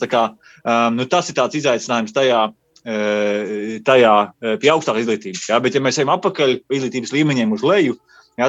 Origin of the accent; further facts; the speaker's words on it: Latvia; moved away as an adult; also born or lived in United Kingdom; es no Latvijas braucu uz turieni